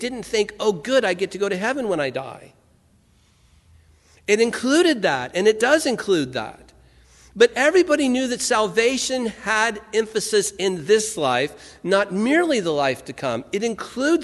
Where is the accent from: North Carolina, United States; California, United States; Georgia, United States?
California, United States; Santa Ana; I grew up in Santa Ana, California